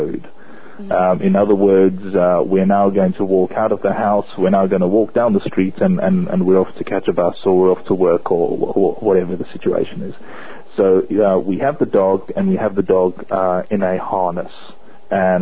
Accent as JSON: {"language": "English", "country": "South Africa", "tie": "born or raised there", "said": "growing up in South Africa, we were always surrounded"}